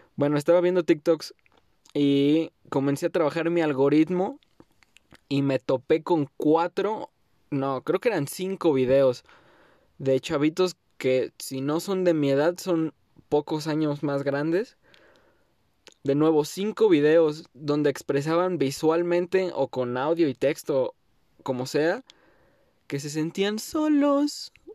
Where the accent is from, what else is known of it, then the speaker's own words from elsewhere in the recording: Mexico; first language Spanish; esta mi tierra